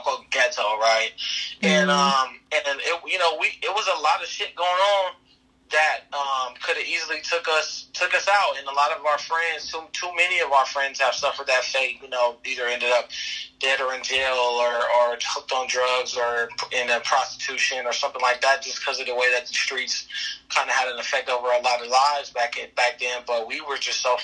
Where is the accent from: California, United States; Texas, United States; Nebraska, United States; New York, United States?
California, United States; Compton; we grew up in Compton